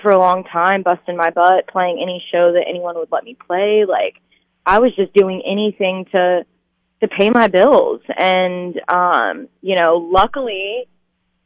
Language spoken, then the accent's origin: English; North Carolina, United States; also born or lived in California; now in Nashville, United States; I grew up in North Carolina